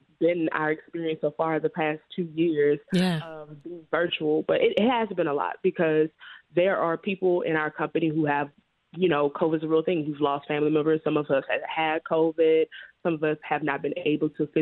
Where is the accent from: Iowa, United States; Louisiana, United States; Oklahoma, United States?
Louisiana, United States; Baton Rouge; moved away as an adult; now in Chicago, United States; I moved here in 2017, but I was born in Baton Rouge, Louisiana, and it was in a predominantly Black neighborhood